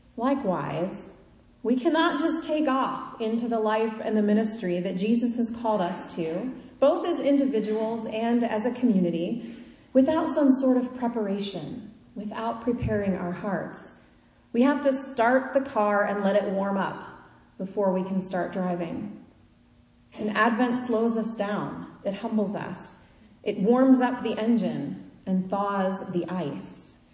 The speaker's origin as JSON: {"language": "English", "region": "Kansas", "country": "United States", "tie": "born or raised there", "moved": "yes", "lives_now": "Eastern United States", "said": "I grew up in Kansas."}